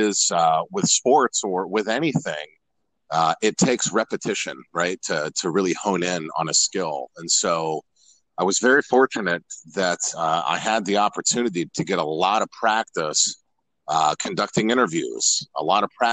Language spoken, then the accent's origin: English; Columbus, Ohio, United States; moved away as an adult; also born or lived in Lima, Ohio; now in Charlotte, United States; I was born and raised born in Lima, Ohio. And I'm told, I have no recollection of this, celebrated my first birthday in Columbus, Ohio, and lived there pretty much ever since